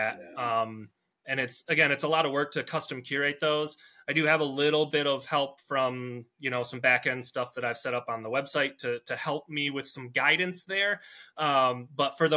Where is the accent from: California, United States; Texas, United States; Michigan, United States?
Michigan, United States; I'm from Michigan